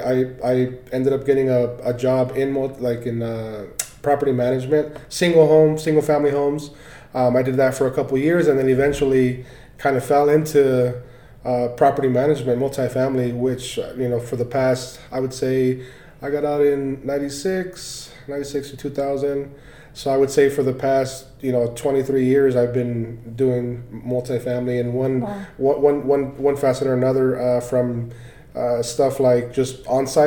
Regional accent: Orange County, California, United States; moved away as an adult; now in Colorado, United States; I was born and raised in Orange County, California

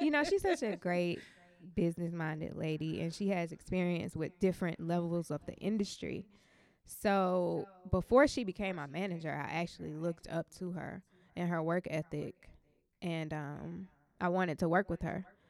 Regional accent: Atlanta, Georgia, United States; I'm from Atlanta

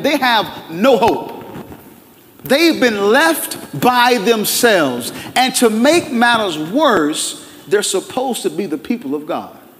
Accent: Durham, North Carolina, United States; I'm a Durham boy, born and raised in Durham

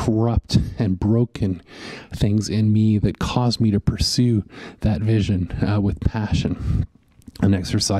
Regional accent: Western Canada, Canada; growing up in Western Canada

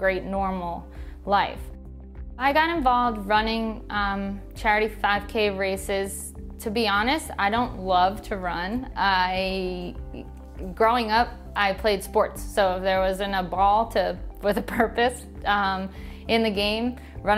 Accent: Shoreham, New York, United States; also born or lived in Wading River, New York / Massachusetts / Louisville, Kentucky; I grew up in Shoreham, went to Shoreham Wading River High School

